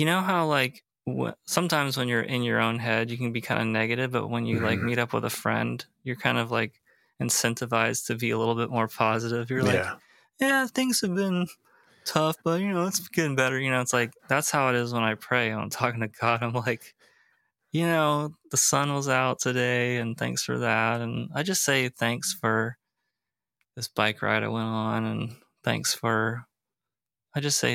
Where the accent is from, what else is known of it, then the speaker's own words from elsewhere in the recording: United States; growing up in America.